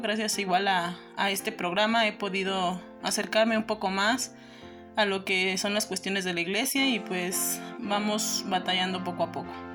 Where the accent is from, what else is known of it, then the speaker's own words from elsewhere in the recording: Mexico; also born or lived in Guerrero; yo nací en el estado de Guerrero. Desde pequeña pues llegamos aquí a México y aquí es donde he crecido